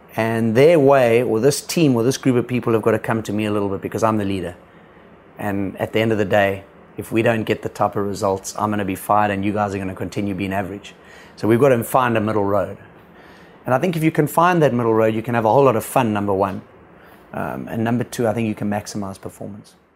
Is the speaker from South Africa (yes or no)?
yes; South Africa; I came as a South African to the Indian team